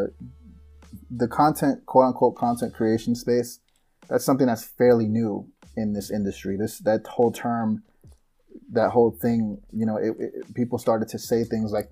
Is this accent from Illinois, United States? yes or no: yes; Chicago, Illinois, United States; I'm from Chicago